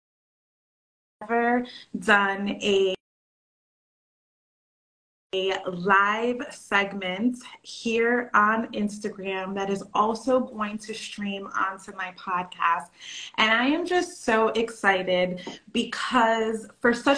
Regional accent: New York, United States; I grew up in New York

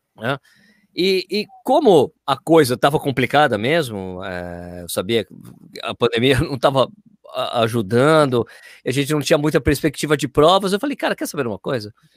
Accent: São Paulo, Brazil; now in Jundiaí, Brazil; fui nascido e criado na Lapa

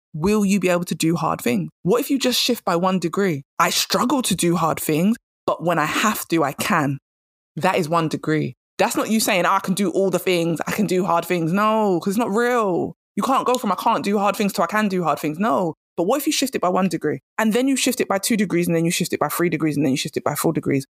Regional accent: England, United Kingdom; I'm English

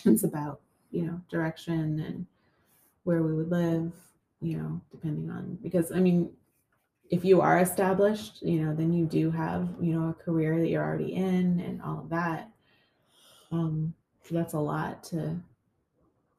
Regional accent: Canada; moved away as an adult; now in United States; I grew up in Canada

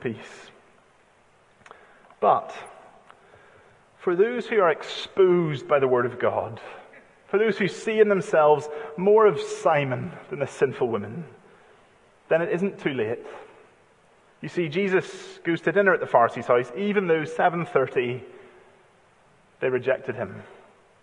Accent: United Kingdom; because we're British

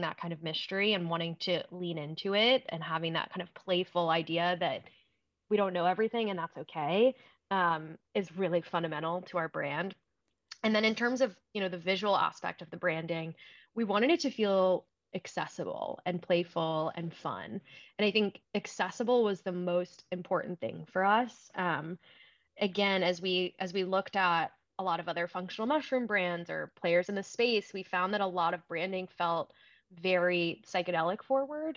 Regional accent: Lexington, Kentucky, United States; I grew up in Lexington, Kentucky

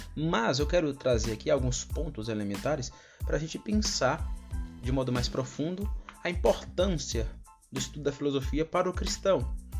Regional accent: Brazil; first language Portuguese; eu nasci no Brasil e foi por causa da soberania de Deus que eu nasci aqui no Brasil

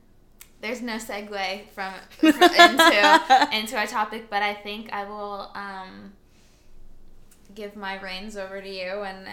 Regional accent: Espoo, Uusimaa, Finland; born there; I was born on a warm July afternoon. I was born in Espoo.

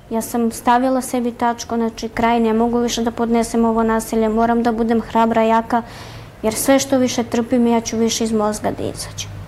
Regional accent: Lebane, Southern and Eastern Serbia, Serbia; moved away; ja sam iz Leskovca, okolina Leskovca Lebane. Živela sam tamo sa roditeljima

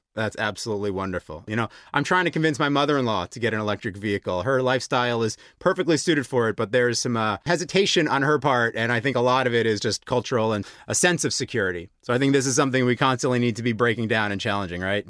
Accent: United States; moved away as an adult; now in Slovakia; I am not native Slovak. I'm American, and I came to Europe few years ago for love

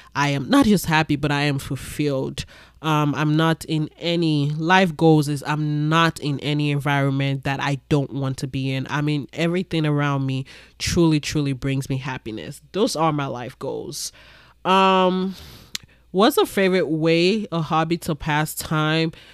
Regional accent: Ibadan, Oyo, Nigeria; moved away; also born or lived in Lagos, Nigeria; I grew up in Nigeria. I grew up in Ibadan, Nigeria.

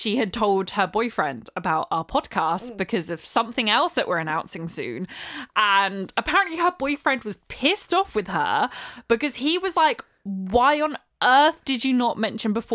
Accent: United Kingdom; we're British

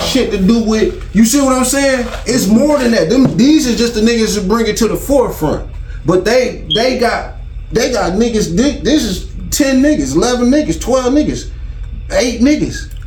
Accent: Detroit, Michigan, United States; I'm from Detroit, Michigan

